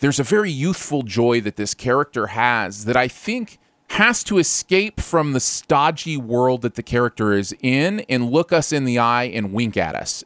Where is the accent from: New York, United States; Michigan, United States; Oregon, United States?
Michigan, United States; I grew up in Michigan